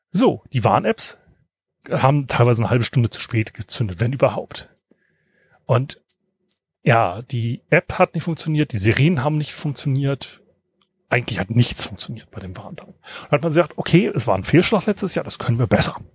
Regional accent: Northern Germany, Germany; so als Norddeutscher, ne?

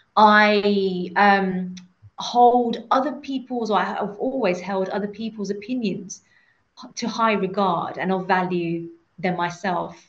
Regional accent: United Kingdom; I'm a British Asian woman, and my parents are my mom was born in Uganda, my dad was born in Kenya

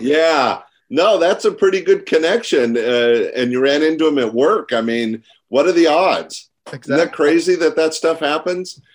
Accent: Sacramento, California, United States; 3,000 miles away from my hometown

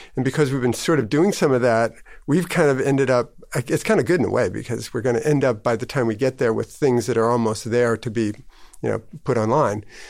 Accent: Minneapolis, Minnesota, United States; also born or lived in Chicago / East Coast; now in Maine, United States; I was born in Chicago, but I grew up in a Minneapolis area

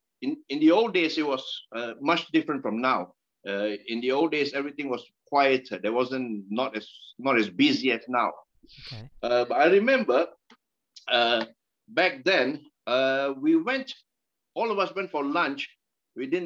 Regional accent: Malaysia; moved away as an adult; also born or lived in London; now in United Kingdom; I'm Malaysian. I came here to study.

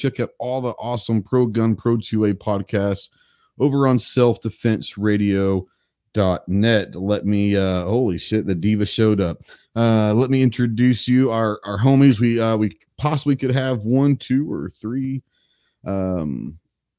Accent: Fort Worth, Texas, United States; growing up in Tarrant County, which is Fort Worth

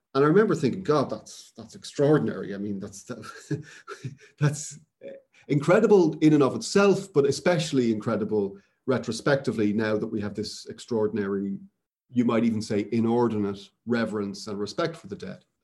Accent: Dublin, Leinster, Ireland; moved away; I grew up in Dublin where there's an enormous obelisk to Wellington in the Phoenix Park

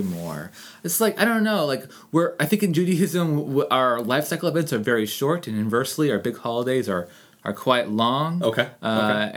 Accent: Anchorage, Alaska, United States; I grew up here in Anchorage

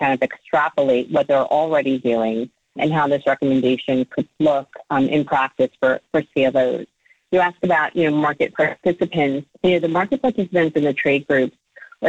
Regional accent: Cliffside Park, New Jersey, United States; My hometown is Cliffside Park, New Jersey

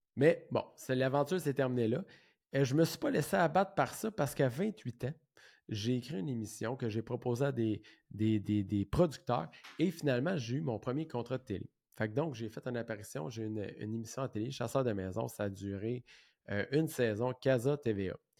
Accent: Saint-Jean-sur-Richelieu, Quebec, Canada; Je viens de Saint-Jean, comme j'ai dit tantôt. J'ai été élevé dans une petite maison mobile

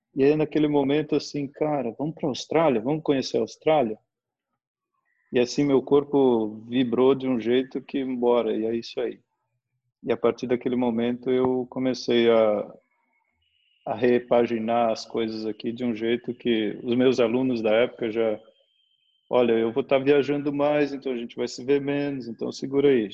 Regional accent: Santa Catarina, Brazil; also born or lived in Minas Gerais; Nasci em Minas, me mudei aqui para o sul, para Santa Catarina, quando eu tinha cinco para seis anos, né? Minha mãe mudou para cá e praticamente a infância eu vivi aqui

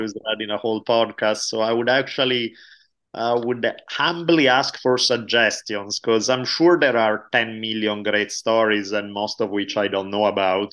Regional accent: Italy; moved away as an adult; also born or lived in United States; now in California, United States; I grew up in Italy until I was eighteen years old. moved to U S back in ninety-two

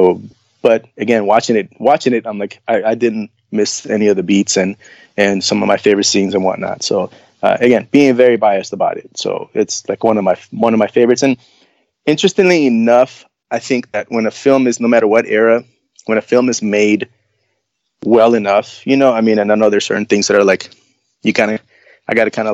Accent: Nicaragua; moved away; I come from Nicaragua, which is like, baseball, like that's the sport of the nation

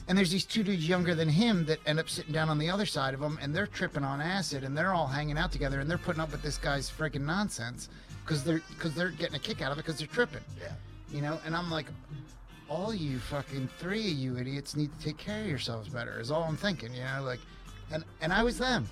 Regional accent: suburbs of Philadelphia, Pennsylvania, United States; moved away as an adult; now in Oregon, United States; I'm originally from the suburbs of Philadelphia, Pennsylvania

